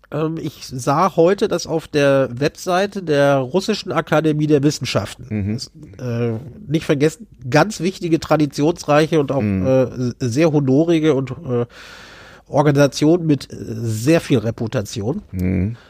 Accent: Germany; wir als Deutsche

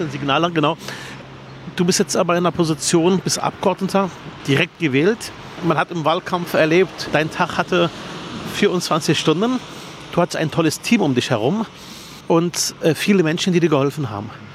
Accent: Berlin, Germany; Ich bin in Herrstraße Nord aufgewachsen, in der Plattenhaussiedlung im Armenhaus Berlins

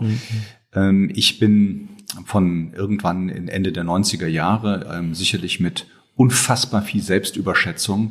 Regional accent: Rhineland, Germany; ich bin Rheinländer, gebürtiger Rheinländer, ähm, hab, ähm, bin dort groß geworden

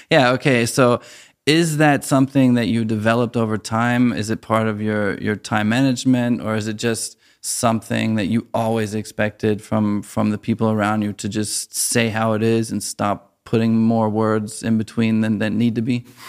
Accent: United States; moved away as an adult; now in Germany; as an American who moved to Germany

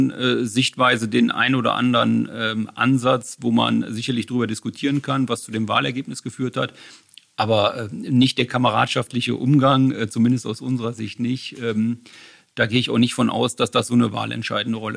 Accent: Bonn, North Rhine-Westphalia, Germany; mit Freundschaften bin ich in Bonn groß geworden. Ich fühle mich in Bonn heimisch und in Bonn verwurzelt aber ein Stück weit auch noch in Düsseldorf heimisch.

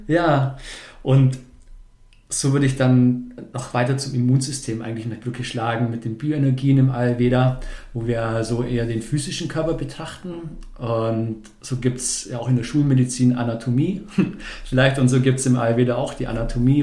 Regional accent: Bavaria, Germany; moved away; also born or lived in Stuttgart; ursprünglich komme ich, komme ich aus Bayern. Vielleicht hört man es noch ab und zu

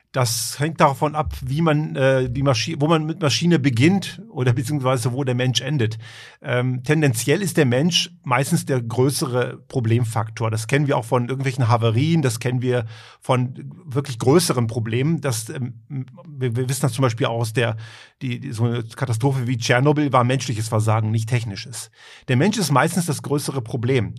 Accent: Germany; moved away as an adult; also born or lived in Croatia (parents) / Göttingen; now in Tyrol, Austria; Ich bin ja eigentlich aus Kroatien, also meine Eltern ich bin in Deutschland eben aufgewachsen

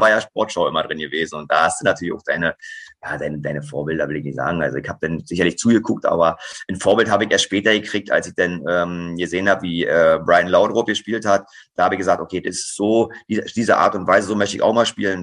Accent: Fernneuendorf, Brandenburg, Germany; also born or lived in Zossen; now in Wolfsburg, Germany; Zossen ist meine Geburtsstadt, richtig. Ja, aber groß geworden bin ich in Fernneuendorf

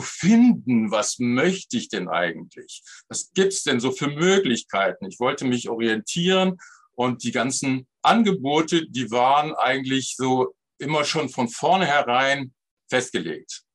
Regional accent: Bergisches Land, North Rhine-Westphalia, Germany; also born or lived in Cologne; ich wohnte damals im Bergischen Land

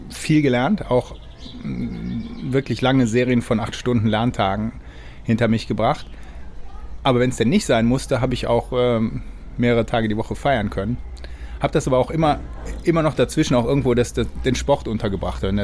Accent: Cologne, North Rhine-Westphalia, Germany; now in Israel; also ich fühle mich auch nach wie vor als Kölner. Also in Deutschland wäre ich auch immer in Köln geblieben.

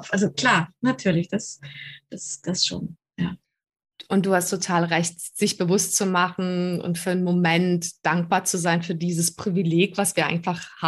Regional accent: Prague, Czechia; born there; moved away; Ich bin in Prag geboren.

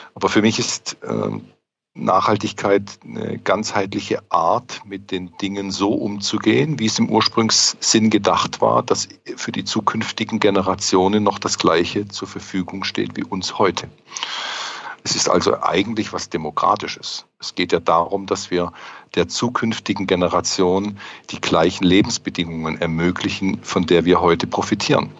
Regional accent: near the Swiss border, Baden-Württemberg, Germany; now in Stuttgart, Germany; Ich bin hier auch ein Zugereister, ähm, komme aber aus dem Süddeutschen. Ich bin Badener ganz unten

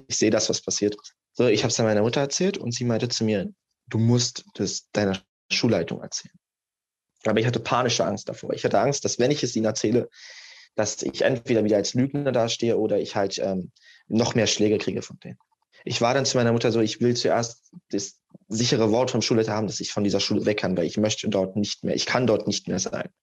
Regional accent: Germany; ich komme halt aus Deutschland, ich habe Wurzeln in Serbien

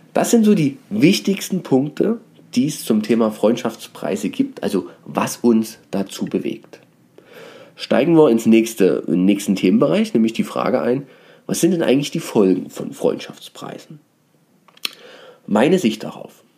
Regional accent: Dresden, Saxony, Germany; ich habe ja auch eine Herkunft, bin ja Dresdner

